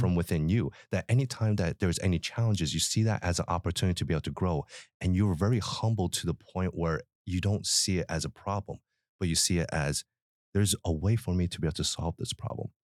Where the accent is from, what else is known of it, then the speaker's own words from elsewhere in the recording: Philadelphia, Pennsylvania, United States; I was born in Philly